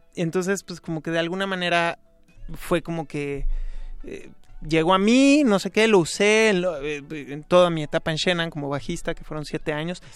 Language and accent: Spanish; Mexico City, Mexico; Toda mi niñez, sí. Bueno, en realidad siempre he vivido en la Ciudad de México. Y bueno, crecí aquí en la del Valle